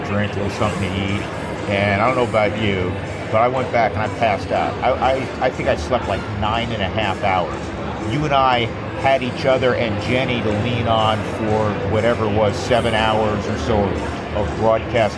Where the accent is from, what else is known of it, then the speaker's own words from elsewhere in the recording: New York, United States; I grew up in New York, and my dad listened to Scully, even though he's a Giant fan